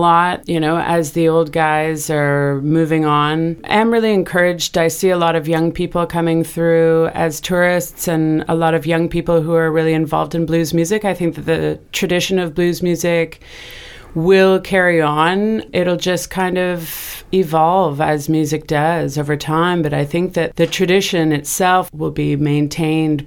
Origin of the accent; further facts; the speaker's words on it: Vancouver Island, British Columbia, Canada; moved away as an adult; also born or lived in Montreal / Australia; now in Mississippi Delta, United States; I grew up in Canada on Vancouver Island, and so I grew up on the water